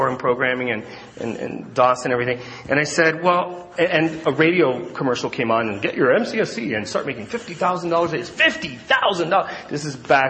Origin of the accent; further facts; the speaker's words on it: Miami, Florida, United States; I'm from Miami, Florida